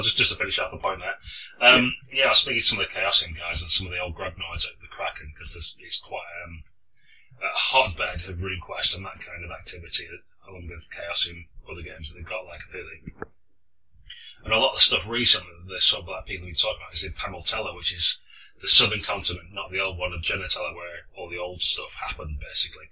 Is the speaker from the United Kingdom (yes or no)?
yes; Blackburn, North West England, United Kingdom; at school in Blackburn